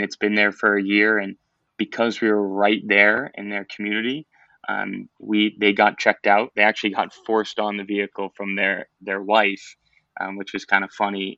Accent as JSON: {"language": "English", "town": "Boston", "region": "Massachusetts", "country": "United States", "tie": "born or raised there", "moved": "as an adult", "lives_now": "Florida, United States", "said": "I'm from Boston, Massachusetts"}